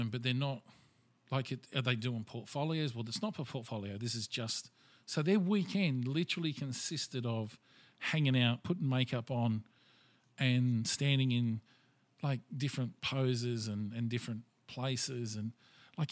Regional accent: Australia; I'm Australian and I'm proud of it

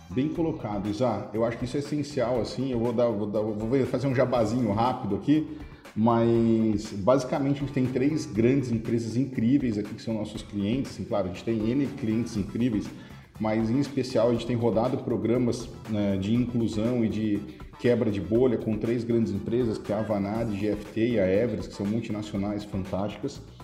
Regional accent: Araraquara, São Paulo, Brazil; eu nasci em Araraquara, apesar de ter tido muita dificuldade na infância, eu nasci em Araraquara. Eu ia para a escola, era 10 quarteirões assim de casa

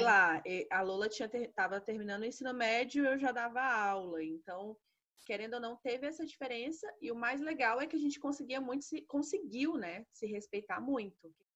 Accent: Brasília, Federal District, Brazil; Sou aqui de Brasília.

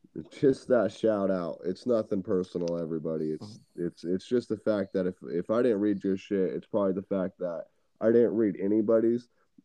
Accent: California, United States; So a lot of my family is in California.

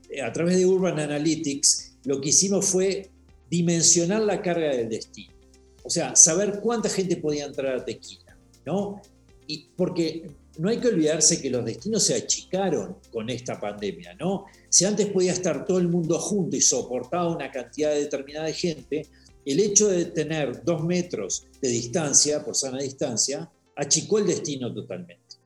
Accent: Uruguay; moved away as an adult; also born or lived in Washington; now in Mexico; soy uruguayo. Este, vivo hace 18 años en, este, en México

